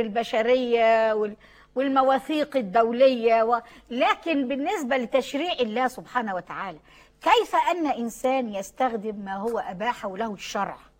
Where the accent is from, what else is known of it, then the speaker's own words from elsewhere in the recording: Egypt; عندنا في مصر